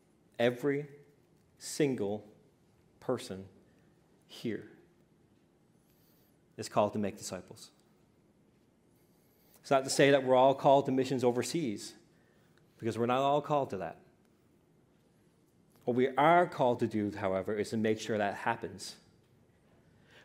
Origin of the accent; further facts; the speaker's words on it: Newfoundland and Labrador, Canada; I grew up in the Pentecostal assemblies in Newfoundland, Labrador